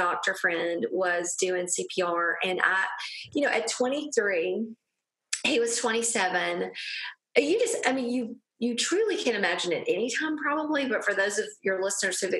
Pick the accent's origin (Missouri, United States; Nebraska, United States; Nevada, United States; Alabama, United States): Alabama, United States; a small town in; I am from a small town in Alabama. I'm sure none of your listeners can hear my accent.